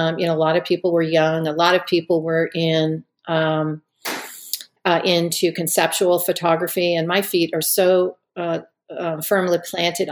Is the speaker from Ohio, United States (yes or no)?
no; Connecticut, United States; moved away as an adult; also born or lived in Charlottesville, Virginia / Missoula, Montana; I was raised in Connecticut